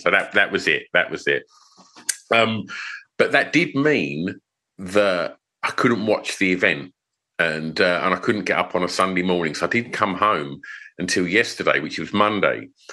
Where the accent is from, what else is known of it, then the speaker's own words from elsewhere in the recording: Essex, East of England, United Kingdom; I'm from Essex